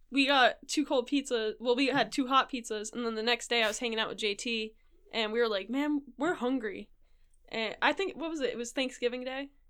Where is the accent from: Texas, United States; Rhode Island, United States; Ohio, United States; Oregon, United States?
Rhode Island, United States; moved away as an adult; now in Japan; back home, I'm from Rhode Island